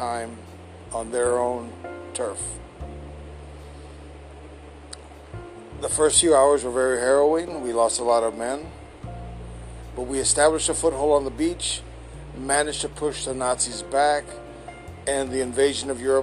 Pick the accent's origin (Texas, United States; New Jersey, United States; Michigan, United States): Texas, United States; San Antonio; here in my hometown, San Antonio